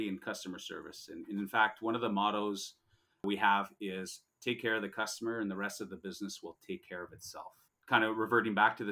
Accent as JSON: {"language": "English", "town": "Montreal", "region": "Quebec", "country": "Canada", "tie": "born or raised there", "said": "born and raised in Montreal, Quebec"}